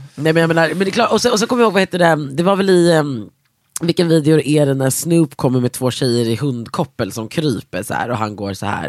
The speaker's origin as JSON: {"language": "Swedish", "country": "Sweden", "said": "oss jävla svennar i, sitter i Norden"}